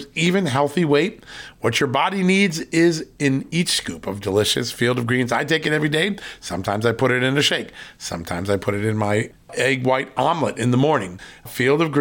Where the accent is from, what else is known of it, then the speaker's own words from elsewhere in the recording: Virginia, United States; Joining us right now from the great state of Virginia, my home state